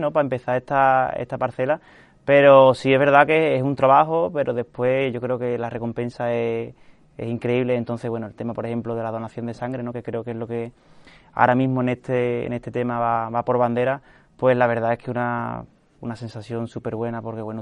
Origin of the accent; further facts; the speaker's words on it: Seville, Andalusia, Spain; Desde que nací, pues bueno, mi, mis padres, mis hermanos, pues como muchas casas sevillanas hemos tenido la tradición, ¿no?